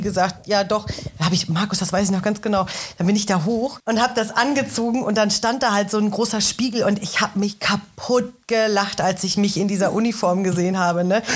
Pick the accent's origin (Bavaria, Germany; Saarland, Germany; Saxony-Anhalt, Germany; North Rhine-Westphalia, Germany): North Rhine-Westphalia, Germany; Ruhr area; moved away as an adult; now in Berlin, Germany; Ich komme ursprünglich aus dem Ruhrgebiet. Äh, habe mit zarten 18 Jahren meine Heimat verlassen